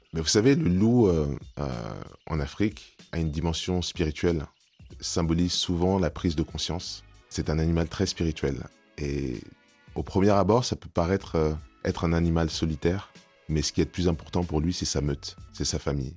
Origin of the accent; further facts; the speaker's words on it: France; je suis né en France, j'ai été éduqué dans le système français